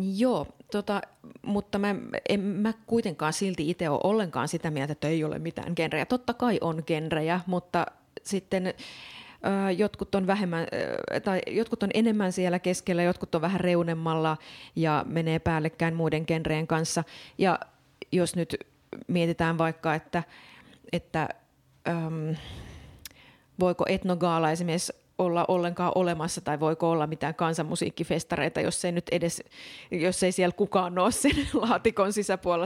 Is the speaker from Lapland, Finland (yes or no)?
no; Oulu, North Ostrobothnia, Finland; mä oon itse kotoisin Oulun kylästä